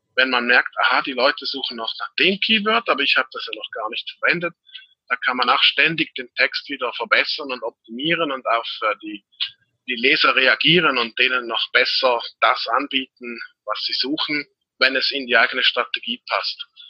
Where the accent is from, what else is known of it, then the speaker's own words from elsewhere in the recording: Switzerland; bin aus der Schweiz